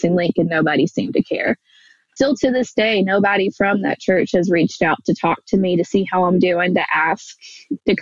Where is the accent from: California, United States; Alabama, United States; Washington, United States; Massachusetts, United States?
Alabama, United States; growing up in the Bible Belt and, like, you know, nowhere Alabama